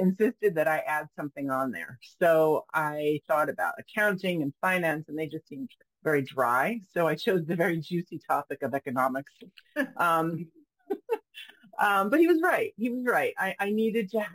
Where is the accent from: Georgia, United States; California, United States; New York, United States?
New York, United States; moved away as an adult; also born or lived in France / Paris; now in Portland, United States; I grew up in New York State